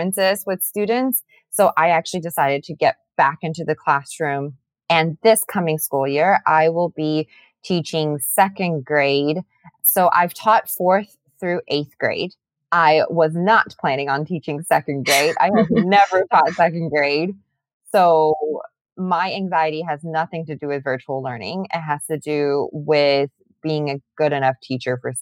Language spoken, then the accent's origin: English; Atlanta, Georgia, United States; moved away as an adult; also born or lived in South Carolina / Arlington; I am born and raised in Atlanta